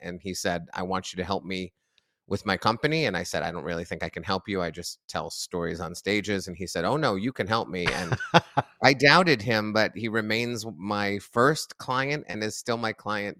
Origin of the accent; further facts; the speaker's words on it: Massachusetts, United States; Well, I grew up just outside of Boston.